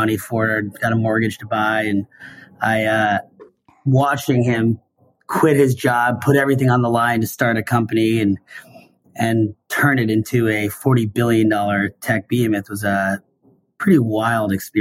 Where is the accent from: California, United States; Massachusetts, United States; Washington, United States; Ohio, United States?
Washington, United States; Seattle; I grew up in Seattle